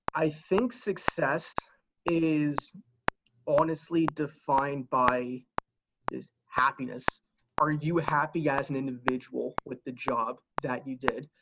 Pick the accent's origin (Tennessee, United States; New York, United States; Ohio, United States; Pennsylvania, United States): Pennsylvania, United States; Lehigh Valley; growing up in the Lehigh Valley area